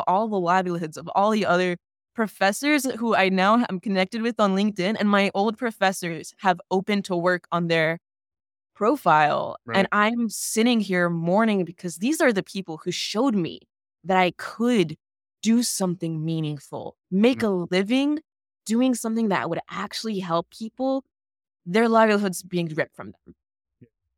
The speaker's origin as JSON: {"language": "English", "region": "Florida", "country": "United States", "said": "I'm from Broward County, and there is also a situation where they had some school board meetings and school board members replaced."}